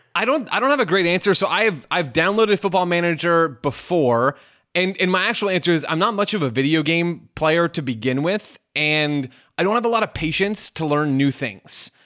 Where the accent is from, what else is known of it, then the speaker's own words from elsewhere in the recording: United States; as an American sports consumer